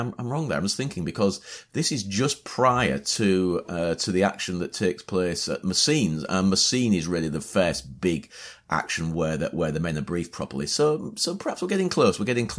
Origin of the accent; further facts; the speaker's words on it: Hull, Yorkshire and the Humber, United Kingdom; also born or lived in Beverley; My father was born in Hull as well, my grandfather. So yeah, so Hull's my hometown.